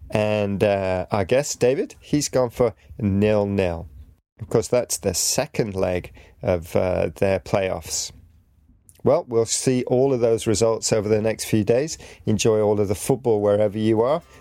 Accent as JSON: {"language": "English", "country": "Greece", "said": "I'm from Greece. My favorite team is Olympiacos"}